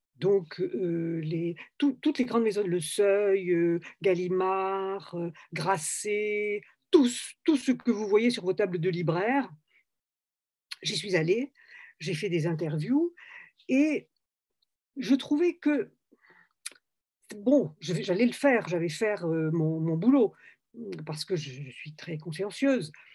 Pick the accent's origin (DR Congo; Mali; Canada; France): France; Toulouse, Occitania; moved away as an adult; also born or lived in Algeria / Paris; je venais de Toulouse et, que dans mon village en Algérie, on parlait espagnol